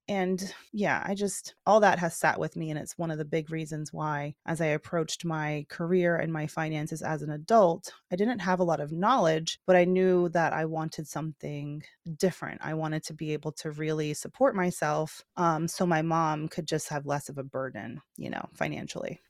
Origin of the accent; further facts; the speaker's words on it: Georgia, United States; moved away; I'm from Georgia originally